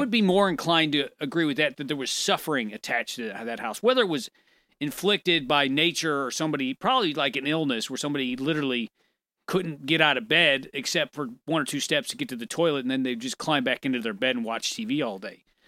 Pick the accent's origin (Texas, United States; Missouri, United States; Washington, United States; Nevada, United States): Missouri, United States; St. Louis; moved away as an adult; now in St. Charles, United States; I moved from Saint Louis to Saint Charles, where I live now